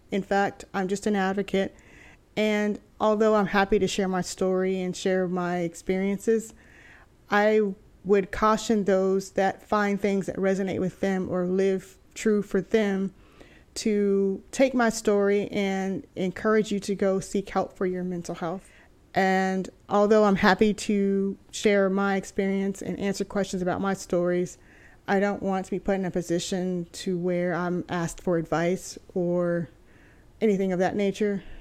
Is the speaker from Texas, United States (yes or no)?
yes; Texas, United States; moved away as an adult; also born or lived in California; I'm originally from Texas, and so I spent my whole life being here in Texas